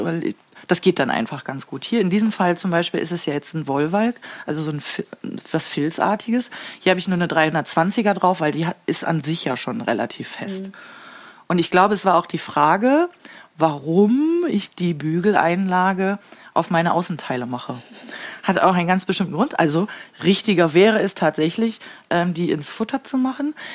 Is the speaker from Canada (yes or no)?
no; Papenburg, Lower Saxony, Germany; Wenn man gefragt wird, äh, woher kommst du? Und ich sage aus Papenburg